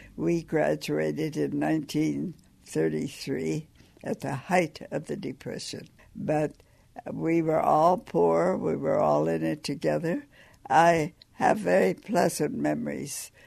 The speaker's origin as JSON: {"language": "English", "town": "Sand Coulee", "region": "Montana", "country": "United States", "tie": "born or raised there", "said": "I grew up in a little coal mining town called Sankooli"}